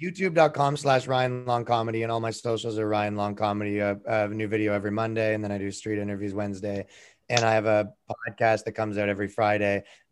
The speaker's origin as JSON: {"language": "English", "country": "Canada", "said": "I'm from Canada."}